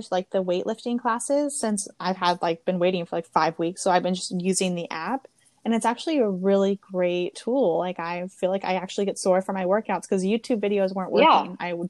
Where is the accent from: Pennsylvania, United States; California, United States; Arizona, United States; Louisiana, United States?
California, United States; moved away; I'm from California